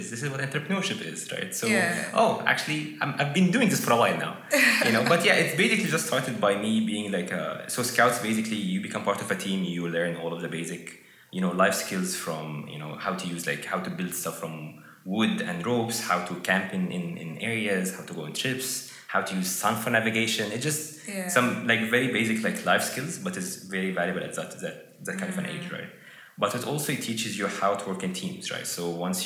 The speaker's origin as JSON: {"language": "English", "country": "Egypt", "moved": "yes", "said": "from Egypt."}